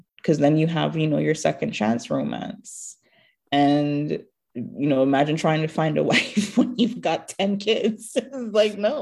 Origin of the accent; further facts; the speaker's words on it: Jamaica; moved away as an adult; now in United States; growing up in Jamaica